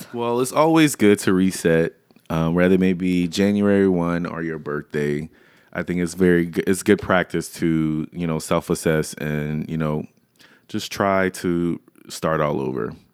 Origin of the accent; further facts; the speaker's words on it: Louisiana, United States; I grew up in Louisiana